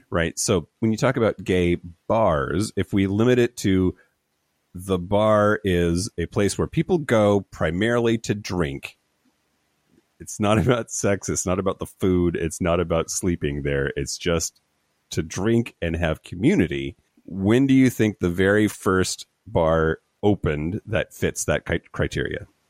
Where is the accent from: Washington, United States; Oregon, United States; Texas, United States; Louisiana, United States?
Washington, United States; Eastern; I grew up in Eastern Washington